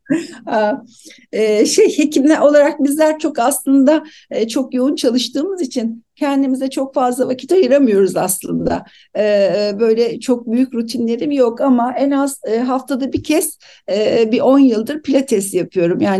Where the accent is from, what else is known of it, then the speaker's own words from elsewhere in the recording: Aegean Region, Turkey; Herhalde sebebi de aslında Ege'liyim. Akdeniz mutfağına bağlıyorum.